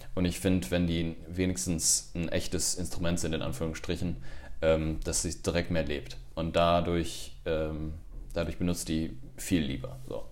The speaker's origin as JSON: {"language": "German", "town": "Cologne", "region": "North Rhine-Westphalia", "country": "Germany", "tie": "born or raised there", "also_born_or_lived": "Montreal, Canada", "said": "Ich bin im Prinzip in Köln groß geworden, bin Gölsche Jung"}